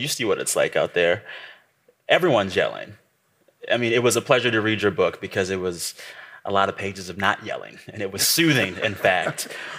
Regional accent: San Antonio, Texas, United States; And I remembered that we're both Texas boys, which is great. You're from the Houston area, I'm from the San Antonio area

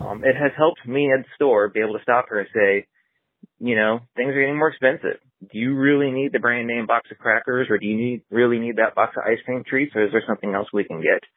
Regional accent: California, United States; also born or lived in Tijuana, Mexico; now in Chicago, United States; I was born in Tijuana, Mexico, and raised in California since I was one

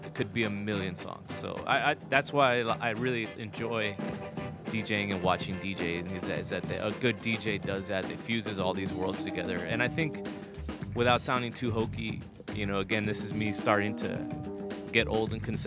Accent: South Texas, United States; we were, you know, mostly kids from South Texas

